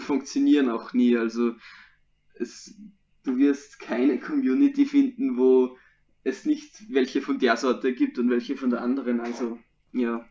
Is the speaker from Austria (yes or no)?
yes; Austria; bei uns in Österreich